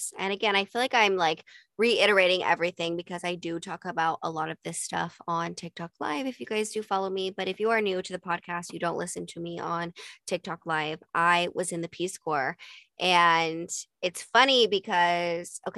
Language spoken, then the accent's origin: English; Utah, United States; moved away as an adult; also born or lived in Los Angeles; I grew up in Utah